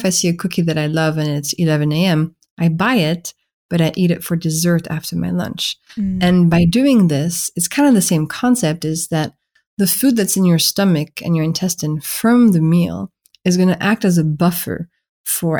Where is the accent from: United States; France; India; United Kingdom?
France; accent: French; English is a second language; my French accent is betraying me